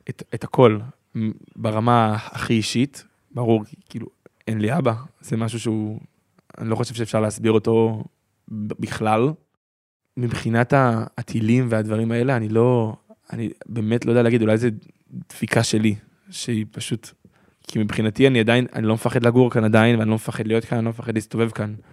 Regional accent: Nirim, Southern District, Israel; אני מקיבוץ נירים

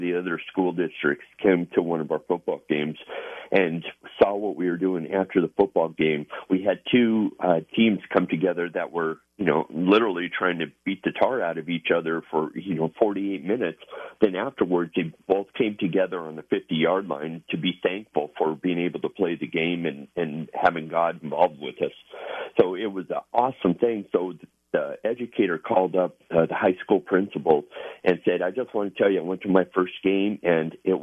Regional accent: United States; as an American, as a Marine

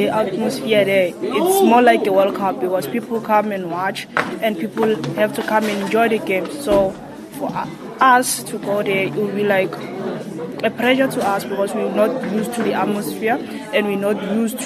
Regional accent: South Africa; we as a South African team

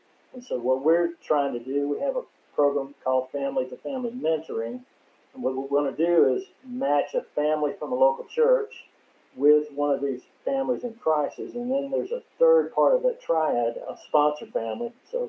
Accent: Mississippi, United States; it reminded me not so much of me growing up in Mississippi

